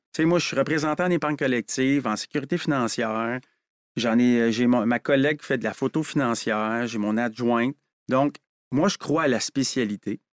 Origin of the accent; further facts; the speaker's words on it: Quebec, Canada; on est des Québécois.